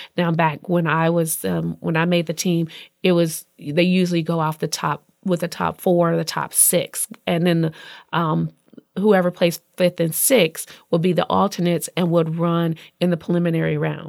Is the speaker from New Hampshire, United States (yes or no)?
no; Indianapolis, Indiana, United States; I'm from Indianapolis